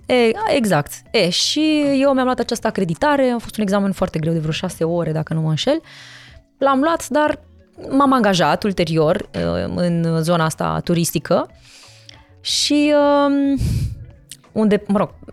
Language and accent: Romanian; Târgu Mureș, Mureș County, Romania; also born or lived in Sibiu; now in Bucharest, Romania; M-am născut în Sibiu, da. Uh, am crescut în Târgu Mureș și m-am mutat în București.